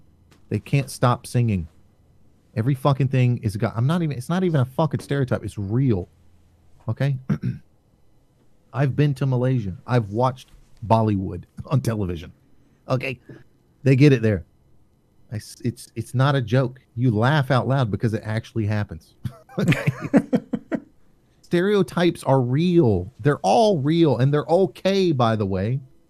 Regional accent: the South, United States; Now, I grew up in the South. My family talks like that. In fact, my wife can barely understand half my relatives.

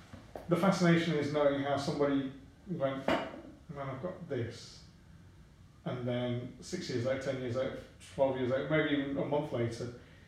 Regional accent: London, United Kingdom; I grew up in London

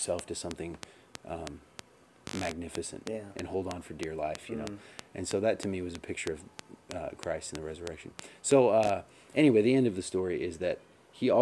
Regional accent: Florida, United States; I grew up in Florida

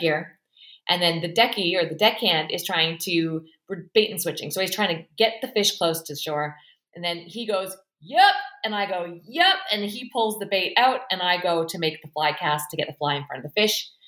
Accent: Canada; also born or lived in Australia / Fraser Valley, British Columbia; I am a Canadian who fell in love with an Australian

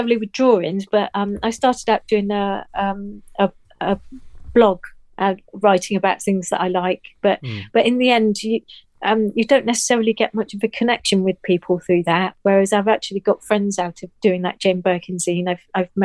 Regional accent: Nottingham, East Midlands, United Kingdom; moved away; I come from Nottingham, as you know, and I need to go and see my family at some point

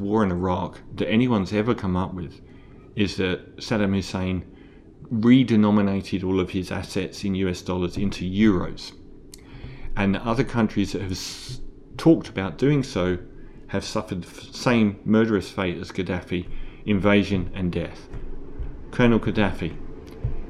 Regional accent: Australia

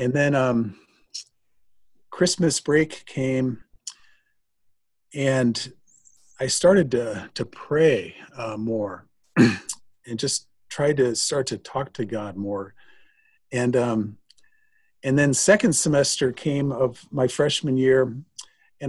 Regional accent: Bettendorf, Iowa, United States; moved away as an adult; also born or lived in Germany / Nebraska; I grew up in Bettendorf, Iowa, the youngest of eight children.

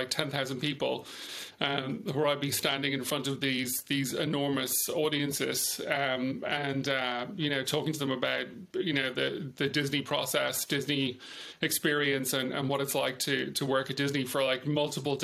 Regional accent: Dublin, Leinster, Ireland; moved away as an adult; also born or lived in United Kingdom / France / California / Houston, Texas; I was born in Dublin.

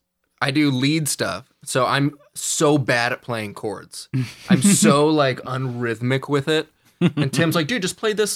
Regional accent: Santa Rosa, California, United States; moved away as an adult; now in San Diego, United States; So born and raised in Santa Rosa.

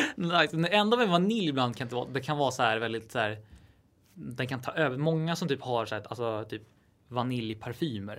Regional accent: Täby, Stockholm County, Sweden; jag är uppväxt utanför Stockholm i Täby

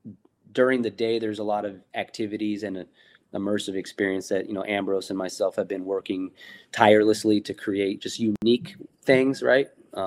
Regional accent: West Coast, United States; from me personally, growing up on the West Coast, I've been lucky enough to be involved in some of the earlier events

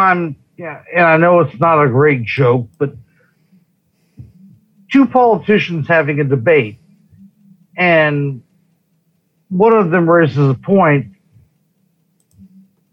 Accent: California, United States; now in Nevada, United States; I grew up in California. Most of my ill-informed family is from California

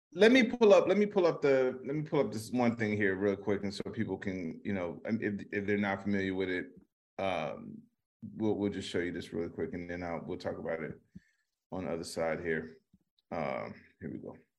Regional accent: Chicago, Illinois, United States; I'm from Chicago

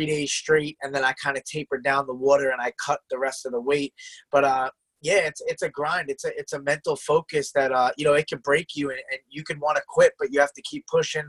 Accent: Selden, New York, United States; also born or lived in Oceanside, New York; I was born in Oceanside, but I've lived in Selden my whole life pretty much since I was like 2 years old

